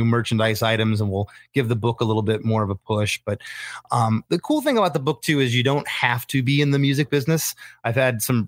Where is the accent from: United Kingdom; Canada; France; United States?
United States; Florida; also born or lived in Michigan; My parents, we moved to Florida when I was 7.